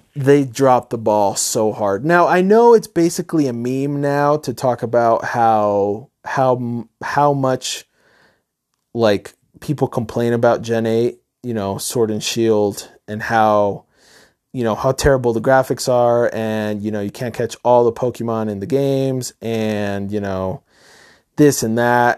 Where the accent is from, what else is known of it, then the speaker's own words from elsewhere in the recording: Middletown, New York, United States; I grew up in New York, upstate New York, a town called Middletown.